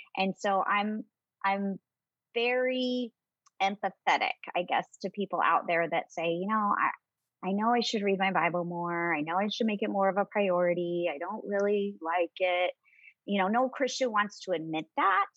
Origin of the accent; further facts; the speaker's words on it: Southern California, United States; moved away as an adult; also born or lived in Michigan / North Carolina; now in Phoenix, United States; I am originally from Southern California